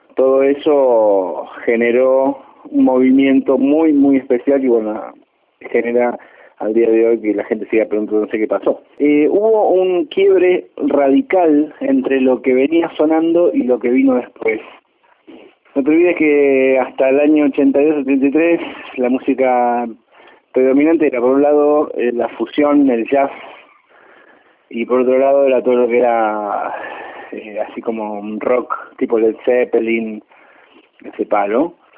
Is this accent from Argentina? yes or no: yes; Rosario, Santa Fe, Argentina; moved away as an adult; now in Buenos Aires, Argentina; soy guitarrista, rosarino, viviendo en Buenos Aires desde hace más de 20 años.